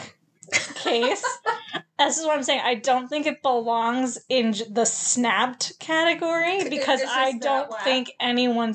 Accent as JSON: {"language": "English", "town": "Los Angeles", "region": "California", "country": "United States", "tie": "born or raised there", "said": "Also, I was born in Hollywood."}